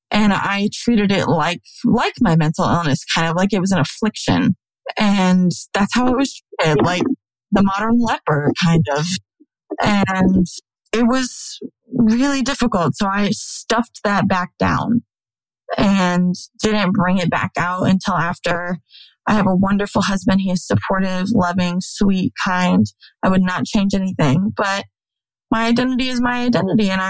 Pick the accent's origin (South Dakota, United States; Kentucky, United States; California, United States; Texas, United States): South Dakota, United States; now in Alabama, United States; when I moved to Alabama from South Dakota, it's the only way that I knew to get community and friends